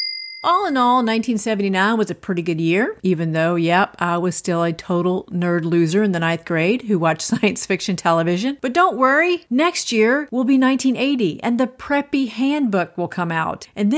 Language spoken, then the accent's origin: English; Athens, Georgia, United States; now in Maine, United States; they actually filmed the TV series Breaking Away in my hometown of Athens, Georgia.